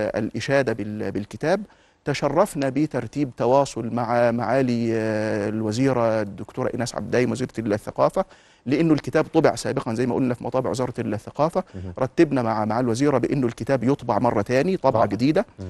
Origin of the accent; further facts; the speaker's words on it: Egypt; إحنا كمصريين